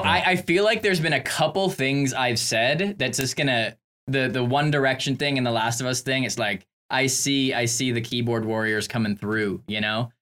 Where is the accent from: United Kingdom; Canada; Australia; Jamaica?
Canada; I'm from Canada